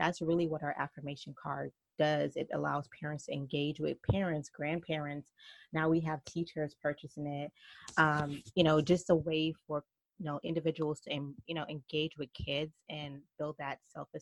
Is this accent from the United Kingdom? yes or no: no; Jamaica; accent: Jamaican mixed with New York; also born or lived in New York; now in North Carolina, United States; I am from Jamaica, so my accent is probably Jamaican mixed with New York. And now we just relocated to the South, so now we're in North Carolina.